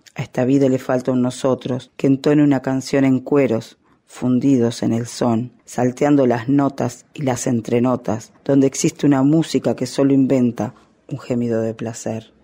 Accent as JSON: {"language": "Spanish", "country": "Uruguay", "also_born_or_lived": "Minas, Uruguay", "said": "soy uruguaya, vivo en la ciudad de Minas"}